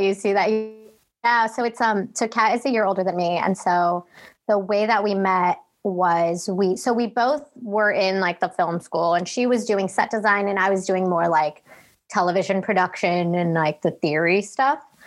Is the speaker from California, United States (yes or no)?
no; Woodridge, Illinois, United States; moved away; I was born and raised in Chicago, Illinois, in the suburbs specifically